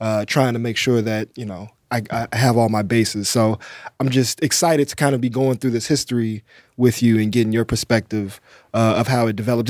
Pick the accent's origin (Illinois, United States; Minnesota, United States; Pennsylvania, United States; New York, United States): Illinois, United States; Chicago; growing up on the South Side, you know, eighty-seventh Street's